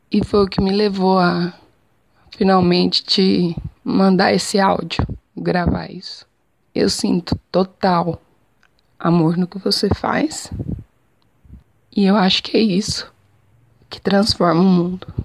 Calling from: Jataí, Goiás, Brazil

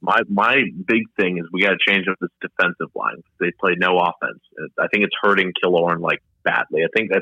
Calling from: Apollo Beach, Florida, United States; I'm calling from my house in Apollo Beach.

